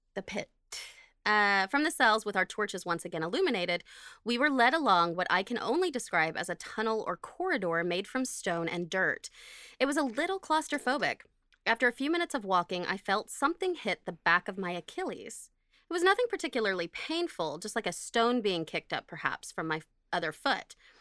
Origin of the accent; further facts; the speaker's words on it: Oklahoma, United States; I'm from Oklahoma.